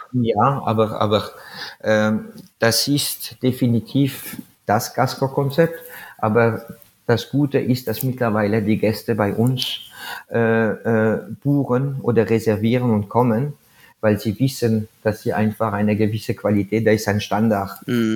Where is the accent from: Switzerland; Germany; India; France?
France; German is a second language; now in Salzburg, Austria; ich bin Franzose